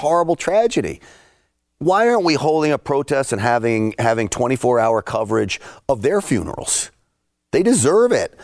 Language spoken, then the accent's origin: English; New York City, New York, United States; I grew up in and around New York City.